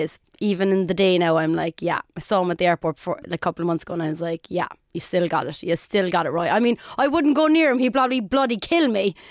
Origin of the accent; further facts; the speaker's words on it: Cork, Munster, Ireland; I'm very proud that I'm from Cork now